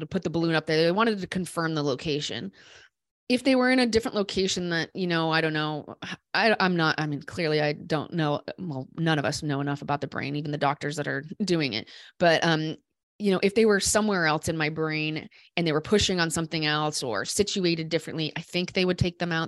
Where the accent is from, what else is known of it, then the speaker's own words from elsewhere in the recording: Des Moines, Iowa, United States; I grew up in Des Moines.